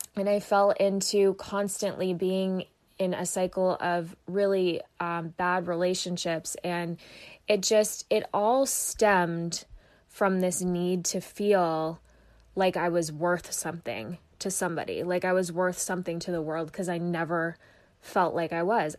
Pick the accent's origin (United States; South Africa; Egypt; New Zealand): United States; Vermont; moved away as an adult; also born or lived in Phoenix, Arizona; I was born and raised in Vermont